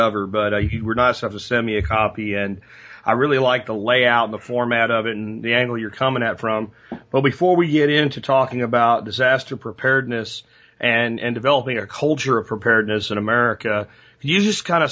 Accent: Florida, United States; I grew up in Florida in the early 80s

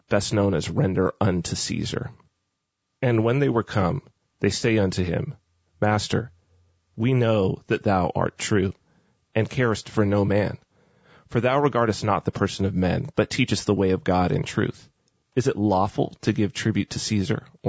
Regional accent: United States; myself being American

